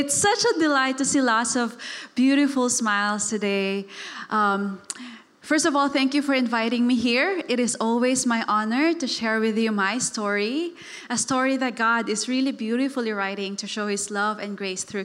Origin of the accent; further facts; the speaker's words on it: Davao City, Davao Region, Philippines; moved away; I was raised in Davao. It's a city in the southern part of the Philippines